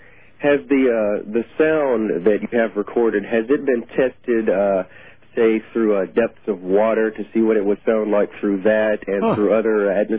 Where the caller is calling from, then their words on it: Germany; I'm calling from Germany, stationed over here with the United States military.